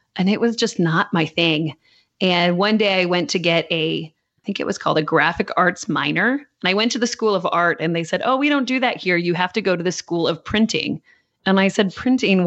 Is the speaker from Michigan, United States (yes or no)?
yes; Michigan, United States; now in Nashville, United States; we grew up in Michigan